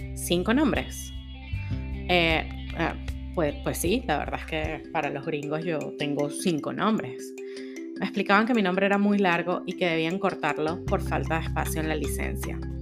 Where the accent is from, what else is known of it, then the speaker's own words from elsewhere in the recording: Caracas, Capital District, Venezuela; moved away as an adult; now in Houston, United States; yo no soy mexicana, soy venezolana, no soy centroamericana, soy caribeña